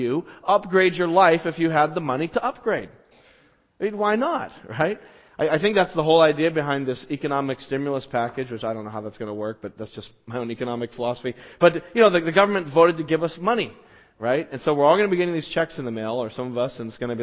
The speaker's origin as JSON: {"language": "English", "town": "Las Vegas", "region": "Nevada", "country": "United States", "tie": "born or raised there", "moved": "yes", "said": "where I grew up in Las Vegas"}